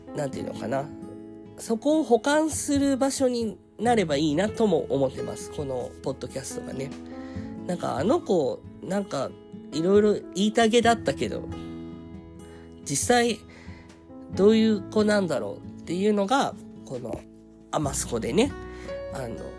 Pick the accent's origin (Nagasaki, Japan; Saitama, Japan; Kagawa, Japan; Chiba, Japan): Saitama, Japan; also born or lived in Belgium; ベルギー生まれ埼玉育ち